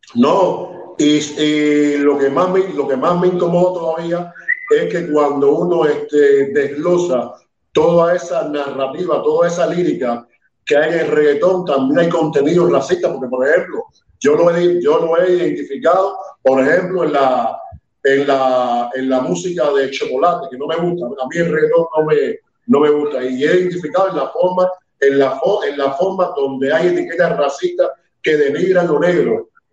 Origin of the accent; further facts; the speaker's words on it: Cuba; also born or lived in Havana; Yo, soy tan cubano como usted